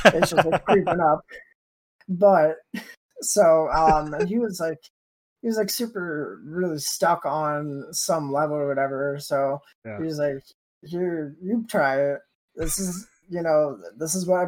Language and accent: English; Hillsborough, New Hampshire, United States; also born or lived in Concord, New Hampshire; I was born and raised in New Hampshire, mainly around the Concord, which is the capital. And then the rest of my life in a little town in the middle of nowhere